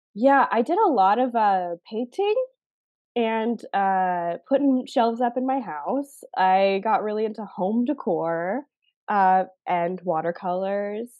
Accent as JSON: {"language": "English", "country": "Canada", "said": "I'm Canadian"}